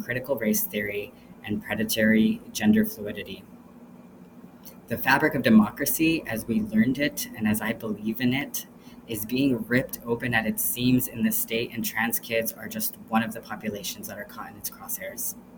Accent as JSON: {"language": "English", "town": "El Paso", "region": "Texas", "country": "United States", "said": "I am a trans, queer, non binary, first generation immigrant from El Paso, Texas"}